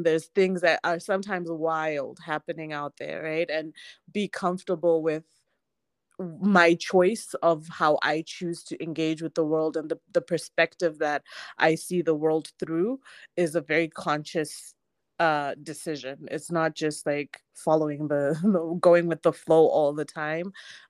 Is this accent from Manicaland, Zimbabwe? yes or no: no; Harare, Zimbabwe; I grew up in Harare, I grew up in Zimbabwe